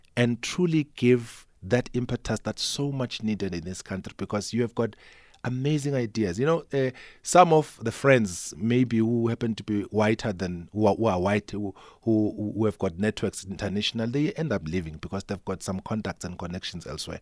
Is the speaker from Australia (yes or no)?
no; South Africa; Kanongoma, for instance, my hometown, you, you don't have these services